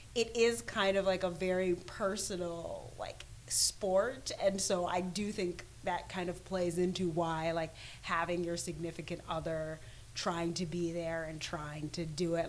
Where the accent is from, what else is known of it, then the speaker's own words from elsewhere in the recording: Jamaica; I'm Jamaican